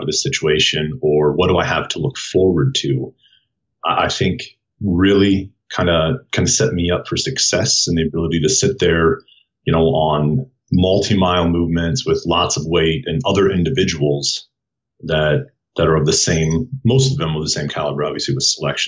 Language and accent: English; Waterloo, Iowa, United States; moved away as an adult; now in Colorado Springs, United States; I'm from Iowa